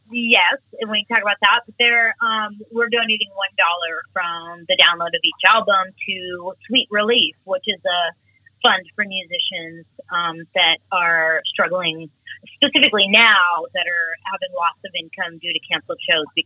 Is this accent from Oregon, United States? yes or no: yes; Portland, Oregon, United States; I'm a mother, I'm a Portland native